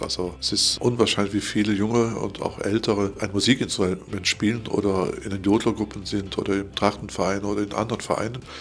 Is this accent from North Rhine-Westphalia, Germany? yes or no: yes; Cologne, North Rhine-Westphalia, Germany; moved away; also born or lived in Allgäu; dabei sind wir Kölner gar keine Preußen